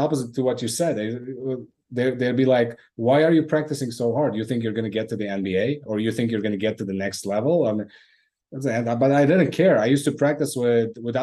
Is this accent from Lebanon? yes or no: yes; Lebanon; moved away; was born and raised in Lebanon, but yeah, by ancestry, I'm Armenian